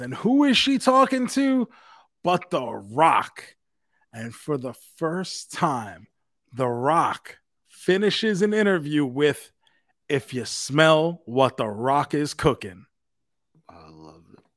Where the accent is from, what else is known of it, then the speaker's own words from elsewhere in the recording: New York City, New York, United States; Queens, New York for ICW right. No Holds Barred, a special wrestling appearance in my hometown